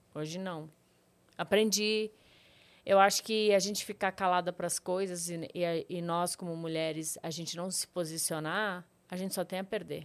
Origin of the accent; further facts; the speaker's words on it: Rio Grande, Rio Grande do Sul, Brazil; moved away as an adult; also born or lived in Panambi, Rio Grande do Sul; now in São Paulo, Brazil; Eu nasci em Rio Grande, é, perto de Pelotas, no Rio Grande do Sul